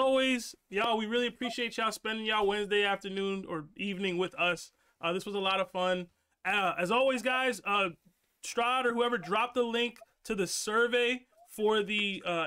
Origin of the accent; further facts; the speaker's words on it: Ghana; I'm the Ghanaian one